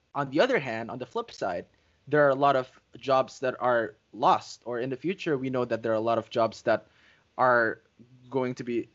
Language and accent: English; Indonesia; having been born and raised in Indonesia for um, like almost all my life.